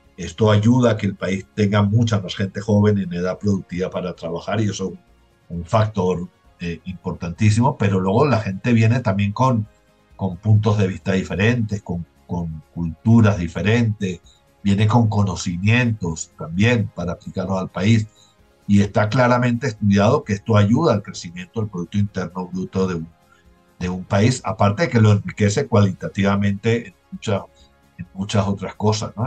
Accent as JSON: {"language": "Spanish", "country": "Venezuela", "moved": "yes", "lives_now": "Colombia", "said": "yo no puedo decir que, que yo salí de Venezuela pues por una situación económica eh, gravísima"}